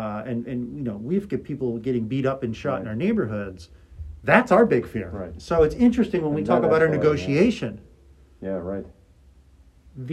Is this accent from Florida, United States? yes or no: no; Philadelphia, Pennsylvania, United States; I grew up in Philly.